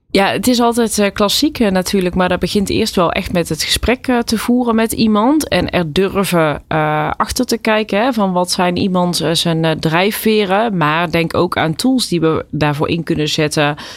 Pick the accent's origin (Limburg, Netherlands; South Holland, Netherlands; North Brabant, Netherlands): North Brabant, Netherlands; Dongen; Ik ben opgegroeid in Dongen